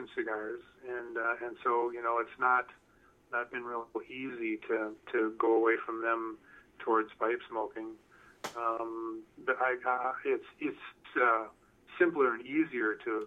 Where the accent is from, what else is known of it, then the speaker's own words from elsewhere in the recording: southern Minnesota, United States; also born or lived in North Carolina / Massachusetts; I was born and raised in southern Minnesota